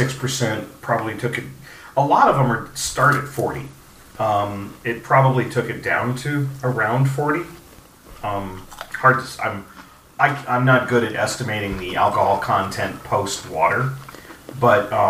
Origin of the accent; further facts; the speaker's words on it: San Diego, California, United States; San Diego, my hometown